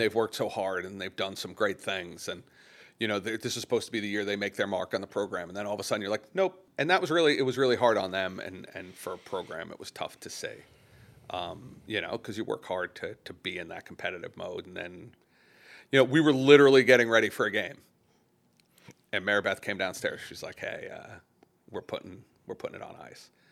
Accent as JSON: {"language": "English", "area": "Long Island", "region": "New York", "country": "United States", "tie": "born or raised there", "said": "I grew up on Long Island"}